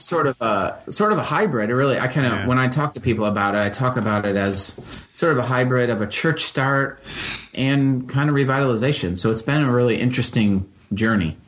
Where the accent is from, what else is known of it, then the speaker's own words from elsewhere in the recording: Holland, Michigan, United States; growing up in Western Michigan